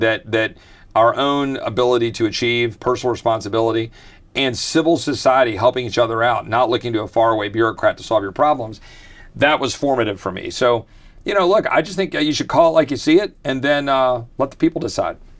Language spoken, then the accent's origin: English; Virginia, United States; also born or lived in Texas; I was blessed to be a displaced Texan growing up in Virginia